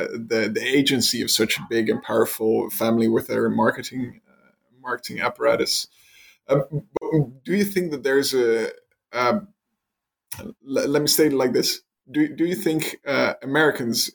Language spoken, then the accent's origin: English; Netherlands; I'm from the Netherlands, Western European